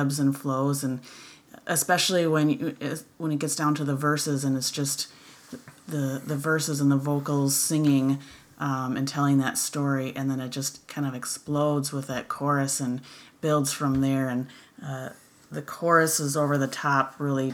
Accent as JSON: {"language": "English", "region": "Wisconsin", "country": "United States", "accent": "Wisconsin", "said": "my annoying Wisconsin accent"}